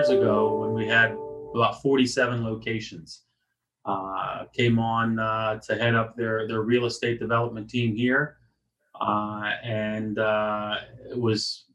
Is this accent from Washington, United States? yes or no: no; Virginia, United States; the town I grew up in Virginia